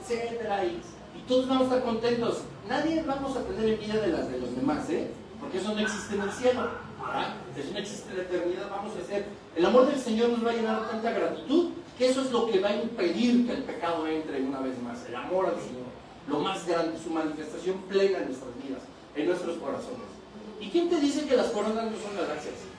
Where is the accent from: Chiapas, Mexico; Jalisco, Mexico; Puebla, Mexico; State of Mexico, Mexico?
State of Mexico, Mexico; Toluca; de México